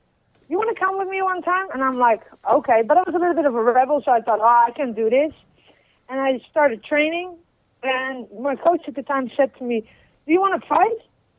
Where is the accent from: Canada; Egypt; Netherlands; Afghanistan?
Netherlands; Utrecht; English is a second language; Utrecht. That's in the center. It's close to Amsterdam. It's about 20 minutes away.